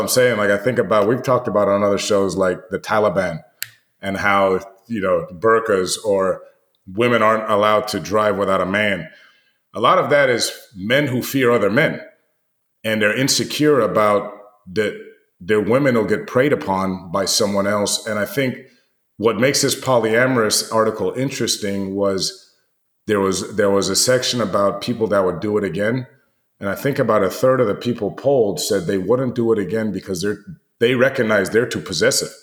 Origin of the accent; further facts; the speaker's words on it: United States; you and I grew up with here in the United States